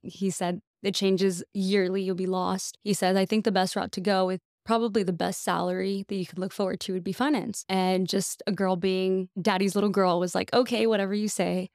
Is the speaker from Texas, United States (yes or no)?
yes; McAllen, Texas, United States; I am from McAllen, Texas, born and raised